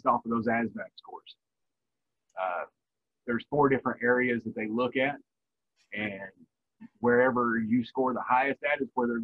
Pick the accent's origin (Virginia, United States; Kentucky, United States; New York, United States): Virginia, United States; moved away as an adult; also born or lived in Korea; I grew up in Virginia